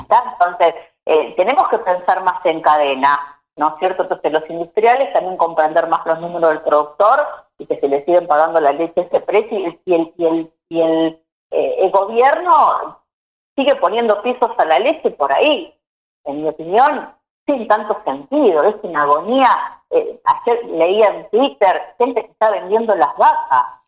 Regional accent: Vigar, Santa Fe, Argentina; now in Junín, Argentina; nací en Vigar, eh, un pueblo

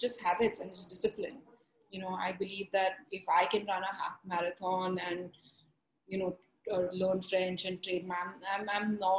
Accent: Mumbai, Maharashtra, India; moved away; growing up in Bombay, in school at least, I was just an average student

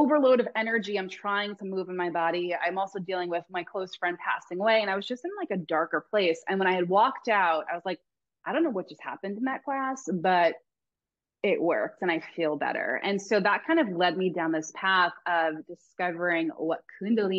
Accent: Long Island, New York, United States; now in Laguna Beach, United States; I'm originally from Long Island, New York

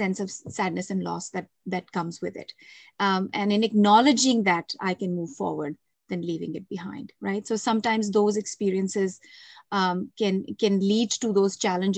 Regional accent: India; moved away as an adult; now in Canada; growing up in India and coming to Canada in adult years

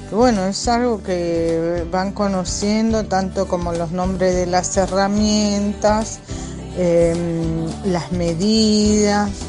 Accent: Buenos Aires, Argentina; Hola a todos … de primer año, somos del barrio La Carcova.

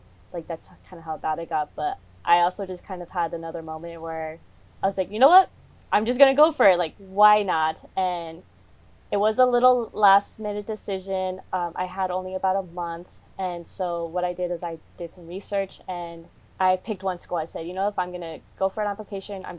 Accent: Coachella Valley, California, United States; I'm from the Coachella Valley

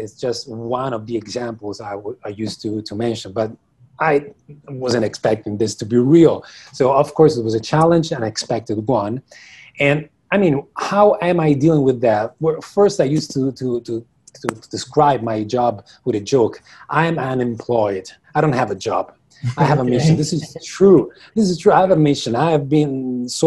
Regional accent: Rome, Lazio, Italy; I'm from Italy. I'm from Rome. I'm currently from Rome. Yeah, this is where I was born. This is where I live the majority of my life

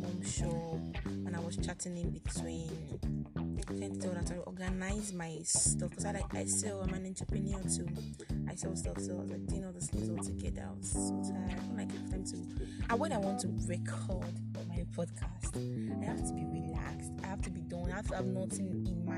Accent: Nigeria; I'm Nigerian, so it's afternoon

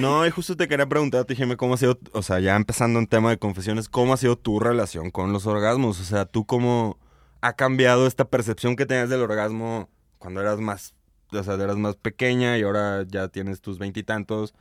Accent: Guadalajara, Jalisco, Mexico; now in León, Mexico; yo yo vivo en León, pero soy de Guadalajara

